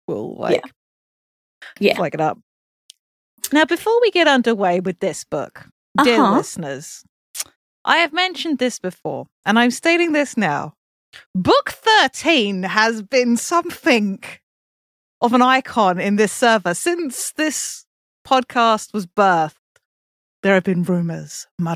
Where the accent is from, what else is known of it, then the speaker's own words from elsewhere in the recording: England, United Kingdom; I'm English